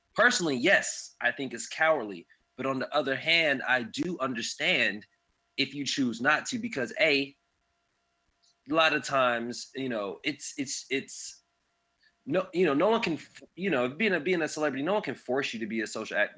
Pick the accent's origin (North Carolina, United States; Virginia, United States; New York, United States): North Carolina, United States; Raleigh; I'm from Raleigh, North Carolina